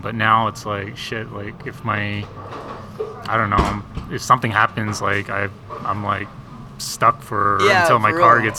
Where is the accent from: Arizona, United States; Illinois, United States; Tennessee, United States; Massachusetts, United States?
Arizona, United States; Fort Defiance; also born or lived in Phoenix, Arizona; I'm out of Fort Defiance